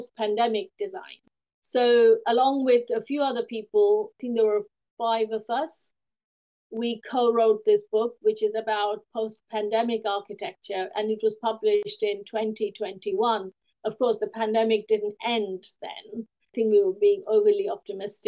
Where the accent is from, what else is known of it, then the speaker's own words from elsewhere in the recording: India; now in United Kingdom; I've written since I was a small child growing up in India and also when I came to the UK